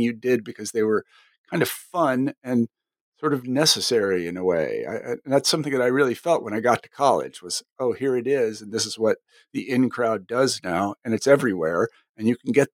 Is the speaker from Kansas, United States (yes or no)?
yes; Kansas, United States; moved away as an adult; I came from Kansas, and granted, Kansas is not like every place else